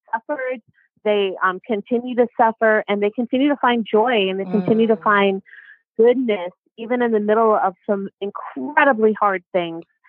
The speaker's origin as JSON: {"language": "English", "region": "Pawnee Nation of Oklahoma", "country": "United States", "said": "my tribe, I'm from the Pawnee Nation of Oklahoma"}